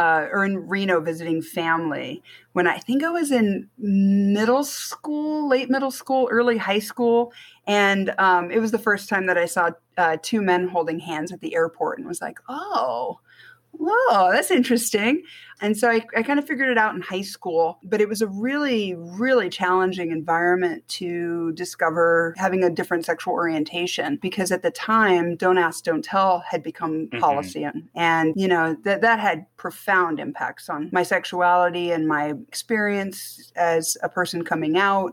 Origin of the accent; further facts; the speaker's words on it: Germany; moved away as an adult; also born or lived in United States; now in Las Vegas, United States; So I was born in Germany, spent a little bit of time in America, moved back to Germany in second grade and was there through high school as a military brat. And lived there until 98 and then moved to America, specifically Las Vegas.